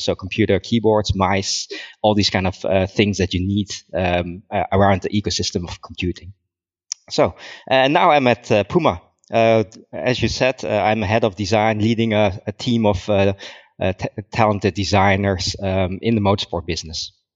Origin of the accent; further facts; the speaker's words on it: Netherlands; moved away as an adult; also born or lived in Germany; I'm from the Netherlands. Um, I, I grew up there. I was born there.